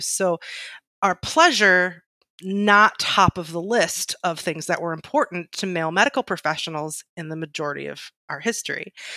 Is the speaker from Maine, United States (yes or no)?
no; Michigan, United States; I'm pure Michigan, I'm from Michigan